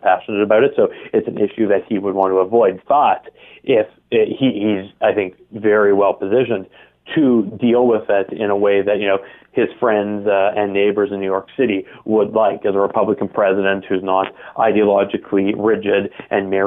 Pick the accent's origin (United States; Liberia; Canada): Canada; also born or lived in Toronto; I'm a Canadian as well, obviously, as you announced, being based in Toronto